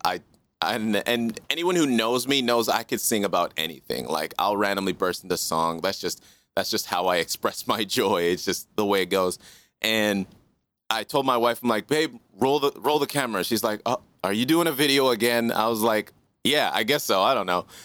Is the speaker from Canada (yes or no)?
yes; Canada; also born or lived in Kingston, Jamaica / Regina, Saskatchewan; My official coming to Canada was, I think I was just around a year